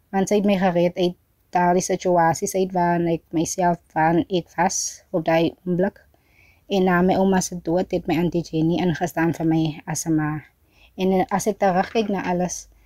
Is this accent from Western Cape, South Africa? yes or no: yes; Oudtshoorn, Western Cape, South Africa; also born or lived in Free State; Ek is 'n 23-jarige van Bialdrag. Dis 'n plaas net so buite Oudtshoorn